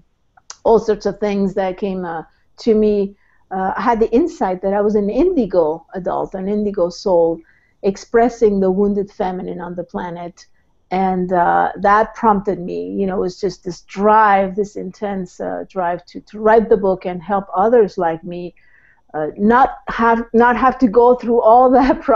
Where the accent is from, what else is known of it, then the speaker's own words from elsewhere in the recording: Mexico; moved away; I was born in Mexico, so I'm a transplant.